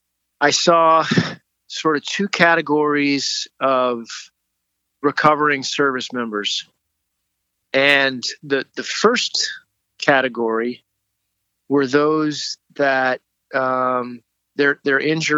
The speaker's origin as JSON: {"language": "English", "region": "Alberta", "country": "Canada", "tie": "born or raised there", "also_born_or_lived": "Oregon City, Oregon / Ontario", "lives_now": "United States", "said": "I was born in Oregon City, Oregon, but ended up at, actually when I was 5 years old, we moved up to Canada where my dad worked and lived about 7 years in the province of Alberta and then about 8 years in the province of Ontario."}